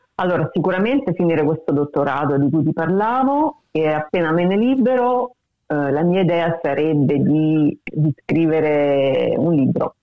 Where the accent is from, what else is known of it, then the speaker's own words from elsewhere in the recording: Rome, Lazio, Italy; moved away as an adult; now in Australia; soprattutto Roma, da dove vengo io